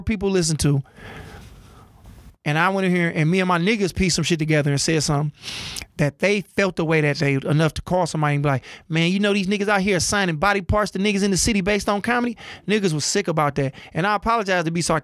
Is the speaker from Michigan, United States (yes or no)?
yes; Oak Park, Michigan, United States; also born or lived in Detroit; I'm from Detroit. Grew up in Oak Park. Born in Detroit